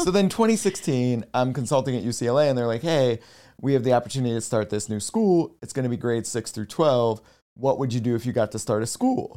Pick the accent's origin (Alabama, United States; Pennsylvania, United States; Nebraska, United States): Pennsylvania, United States; Nazareth; also born or lived in Bethlehem, Pennsylvania; I was born in Bethlehem and raised in Nazareth, Pennsylvania